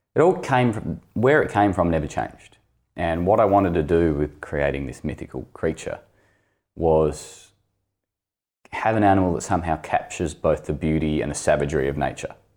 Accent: Launceston, Tasmania, Australia; also born or lived in Greens Beach; I grew up in Launceston

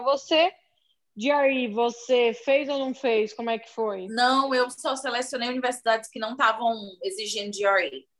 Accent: Fortaleza, Ceará, Brazil; moved away as an adult; now in United States; eu sou de uma região da periferia de Fortaleza. Então, a minha família não tem muitos recursos

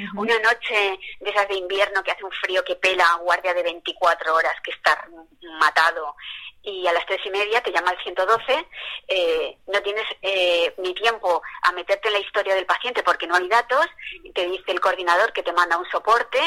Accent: Spain; nosotros que somos blancos y españoles

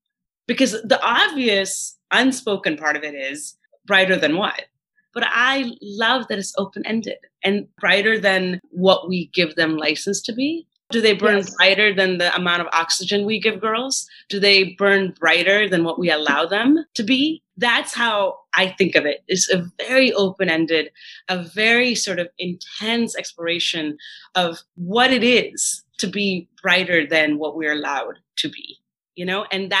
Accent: Kanpur, Uttar Pradesh, India; I grew up in Kanpur, but in Uttar Pradesh. But my grandparents lived in Andhra Pradesh.

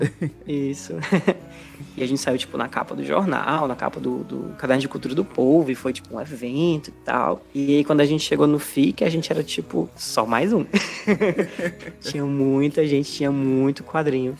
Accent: Aracati, Ceará, Brazil; quando eu era criança no Aracati

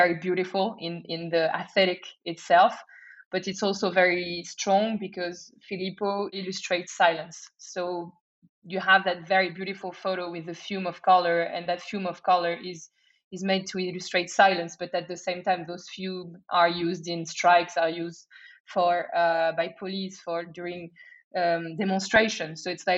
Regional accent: France; moved away as an adult; also born or lived in Shanghai, China / Hong Kong; now in Lisbon, Portugal; I am originally from France, but I've done my entire career abroad.

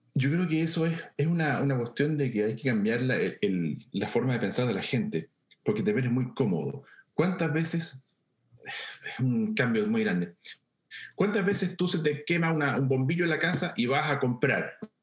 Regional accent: central Chile, Chile; yo soy de Chile Central, una zona con mucha montaña y con muchos ríos. Yo crecí viendo ríos

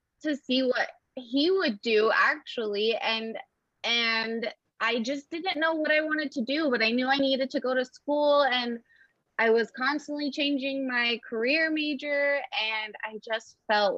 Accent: Kearns, Utah, United States; moved away as an adult; now in Idaho, United States; I'm actually from Kearns, Utah.

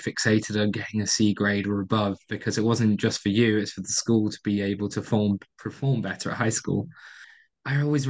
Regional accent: Stoke-on-Trent, West Midlands, United Kingdom; moved away; also born or lived in Portsmouth; Stoke-on-Trent as being my hometown

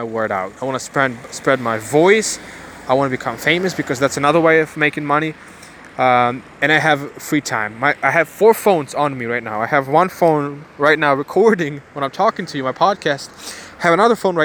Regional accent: Ukraine; now in Bulgaria; I was born in Ukraine

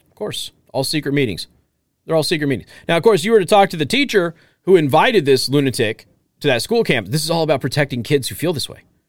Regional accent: Las Vegas, Nevada, United States; I grew up poor in a gang-infested area, uh, lot of violence, lot of that stuff, okay? My mom took a risk of going to jail by lying about where we lived, so I didn't have to go to a sixth grade center. And again, we're from Las Vegas

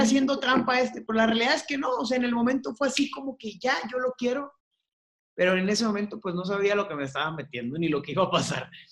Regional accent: Hermosillo, Sonora, Mexico; yo soy de Hermosillo

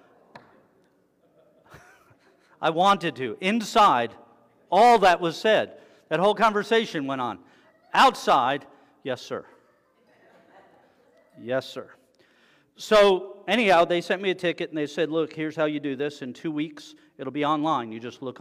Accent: South Florida, United States; I'm from South Florida, where you take your life in your hands every time you get on the road

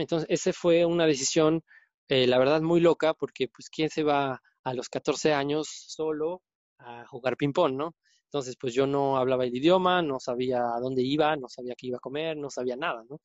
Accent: Puebla, Mexico; moved away; soy poblano

